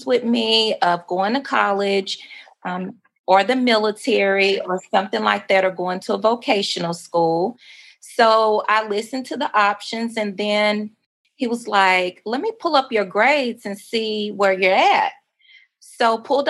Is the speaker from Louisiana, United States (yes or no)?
yes; Mansfield, Louisiana, United States; moved away as an adult; also born or lived in Dallas, Texas; now in Arkansas, United States; I am originally born and raised in Mansfield, Louisiana.